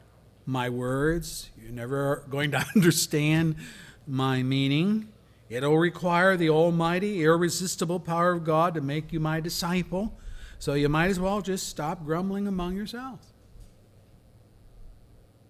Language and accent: English; Pennsylvania, United States; I worked as a volunteer for an evangelist in my hometown in Pennsylvania who came to our town when I was a young man